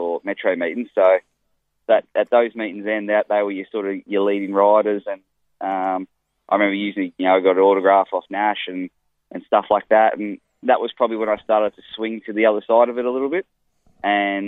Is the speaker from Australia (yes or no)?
yes; Melbourne, Victoria, Australia; also born or lived in Fitzroy; I was born in Fitzroy and did a lot of my early childhood in Port Melbourne